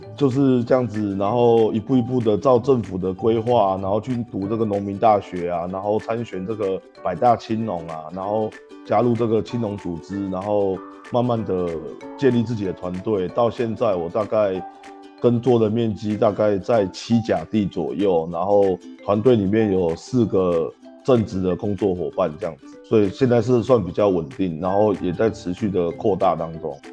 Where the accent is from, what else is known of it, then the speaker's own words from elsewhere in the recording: Taipei, Taiwan; moved away as an adult; now in Yunlin, Taiwan; 我是一个土生土长的台北人，然后嗯。我早期在台北呢，做的是房屋中介的工作